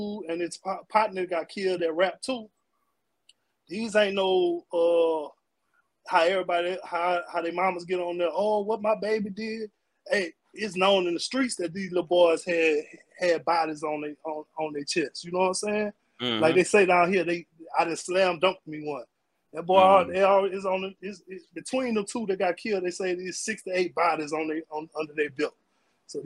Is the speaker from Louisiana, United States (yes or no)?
yes; Baton Rouge, Louisiana, United States; I'm from Baton Rouge. I still live here.